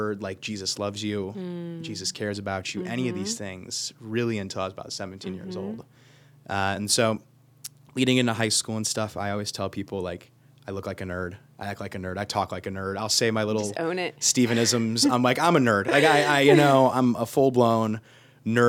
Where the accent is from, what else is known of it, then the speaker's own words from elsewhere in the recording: Copley, Ohio, United States; I'm a pretty local family